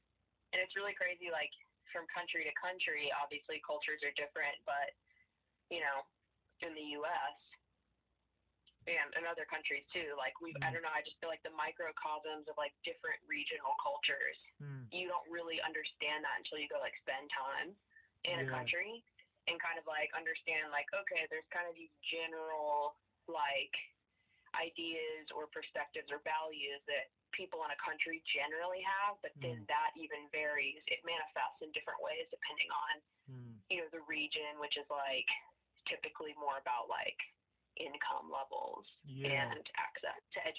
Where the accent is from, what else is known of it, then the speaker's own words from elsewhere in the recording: the South, United States; accent: Southern; I grew up in the South in the U.S. and you can probably hear my Southern accent.